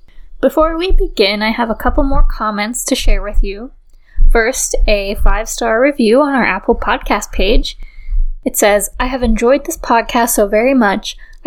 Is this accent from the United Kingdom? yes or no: yes; Fleetwood, North West England, United Kingdom; I grew up in Fleetwood. If you're not familiar with it, Fleetwood sits on a small peninsula on the northwest coast of England and was once a seaside resort, much like Blackpool, which is just a few miles to the south.